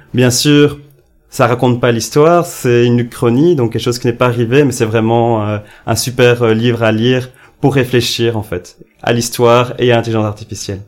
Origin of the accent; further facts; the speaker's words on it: Ellezelles, Wallonia, Belgium; je viens d'Elzel, qui est un petit village en Wallonie-Picarde